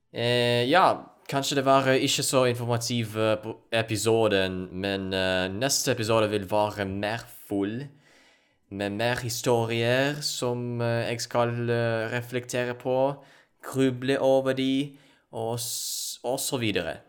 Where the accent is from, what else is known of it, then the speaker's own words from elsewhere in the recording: Ukraine; Norwegian is a second language; moved away as an adult; also born or lived in Poland / Norway; jeg kommer opprinnelig fra Ukraina